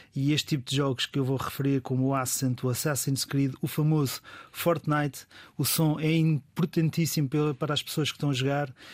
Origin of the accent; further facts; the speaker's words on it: Portugal; é um orgulho como português